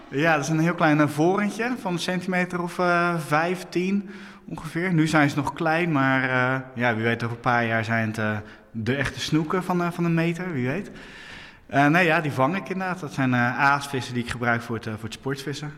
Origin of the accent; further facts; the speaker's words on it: Hoeksche Waard, South Holland, Netherlands; Ik ben eh, opgegroeid in de Hoekse Waard